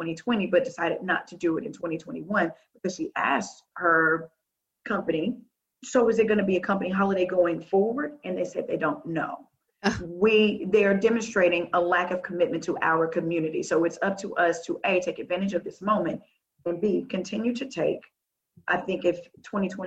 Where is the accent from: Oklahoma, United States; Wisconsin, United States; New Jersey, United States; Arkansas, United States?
Arkansas, United States; Little Rock; moved away as an adult; I'm from Little Rock, Arkansas. I am a long way away from home.